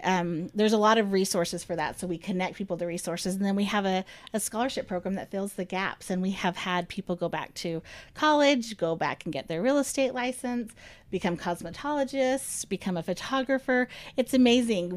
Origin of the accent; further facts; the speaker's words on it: Ogden, Utah, United States; I grew up in Ogden